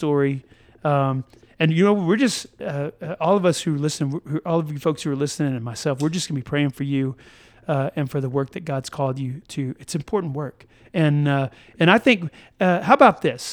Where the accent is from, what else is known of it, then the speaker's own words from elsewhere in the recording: United States; there's this rugged individualism that we have as Americans